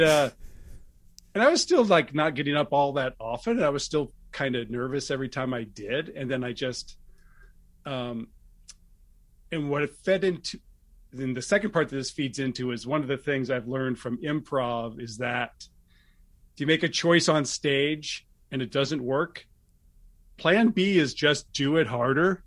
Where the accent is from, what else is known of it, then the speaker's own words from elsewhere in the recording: Martinez, California, United States; also born or lived in Los Angeles, California; I grew up in the East Bay, Martinez, Concord, Clayton